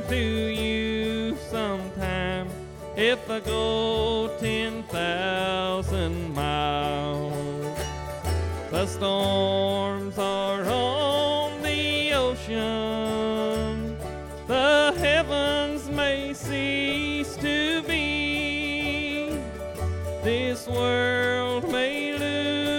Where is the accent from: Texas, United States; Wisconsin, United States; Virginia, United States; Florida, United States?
Virginia, United States; Fries; my hometown in Freeze, Virginia.